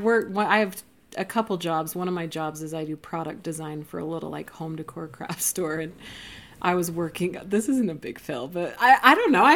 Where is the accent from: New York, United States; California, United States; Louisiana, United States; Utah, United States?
Utah, United States; Roy; And I grew up, I don't know, 20 miles north of here in Roy, Utah.